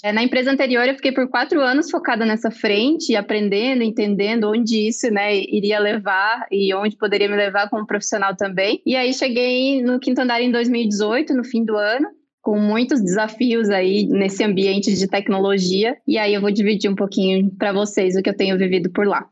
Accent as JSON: {"language": "Portuguese", "region": "Santa Catarina", "country": "Brazil", "moved": "as an adult", "lives_now": "São Paulo, Brazil", "said": "Eu sou catarinense, mas eu moro em São Paulo há pouco mais de um ano e meio"}